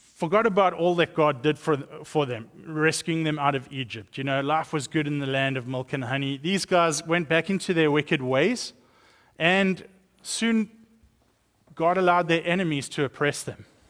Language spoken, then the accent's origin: English; South Africa; accent: South African; moved away; growing up in South Africa, I was raised up in a Christian home